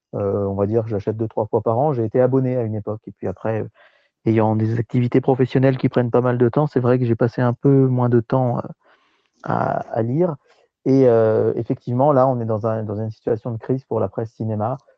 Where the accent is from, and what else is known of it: France